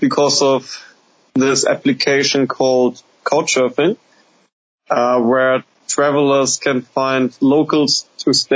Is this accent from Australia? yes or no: no; Hamburg, Germany; I'm from Hamburg, the second biggest city in the north of Germany.